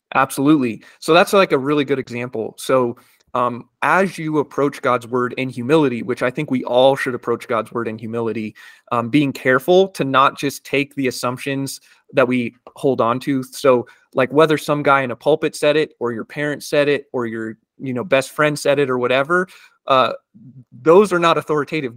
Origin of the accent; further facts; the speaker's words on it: United States; growing up in the United States